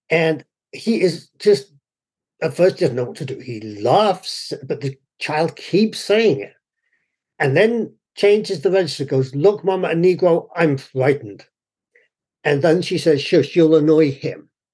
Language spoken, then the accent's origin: English; United Kingdom; moved away as an adult; now in United States; My own personal experience when I grew up in the UK, I was certainly white, but I was not fully white because I was not properly English